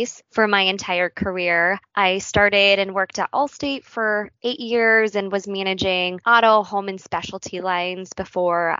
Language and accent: English; San Diego, California, United States; moved away as an adult; now in Chicago, United States; I grew up in San Diego, California, but Chicago has been home to me, my husband, and more recently our dog